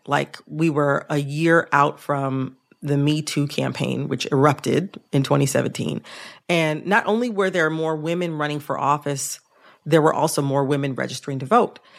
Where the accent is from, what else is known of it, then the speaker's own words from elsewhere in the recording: the North, United States; I'm from the North.